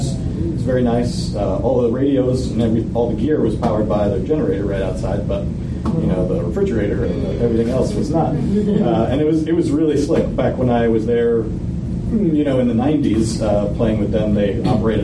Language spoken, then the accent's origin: English; Southern Illinois, United States; moved away; I went to Field Day where I grew up in Southern Illinois